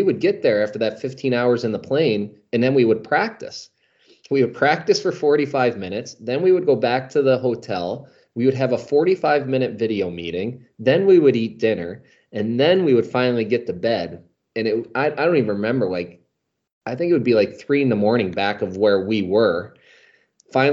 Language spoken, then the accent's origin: English; Albany, New York, United States; Albany, my hometown